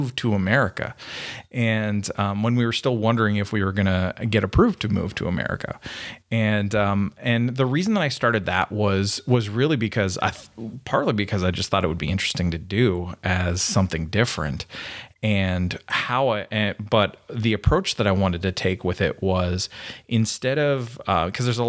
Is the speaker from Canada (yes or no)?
yes; Canada; now in United States; I'm a Canadian, so sorry. Everybody knows that from the way I talk funny